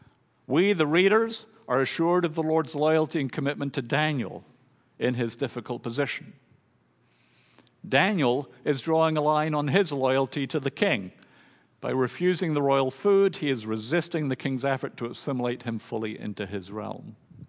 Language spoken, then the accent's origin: English; Thailand; For me, growing up in Thailand, all my family, we all had Thai names, carefully chosen for their meaning by my father.